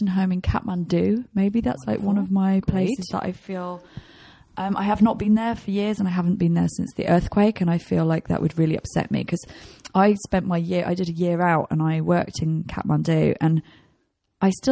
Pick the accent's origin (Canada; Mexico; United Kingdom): United Kingdom; England; I'm English